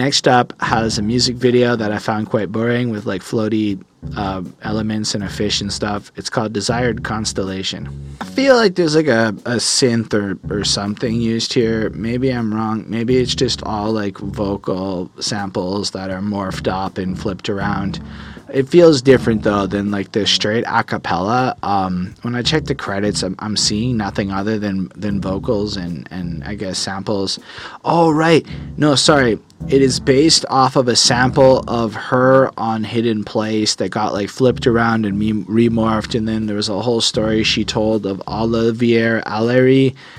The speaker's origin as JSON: {"language": "English", "country": "Canada", "also_born_or_lived": "Quebec", "said": "as a Canadian"}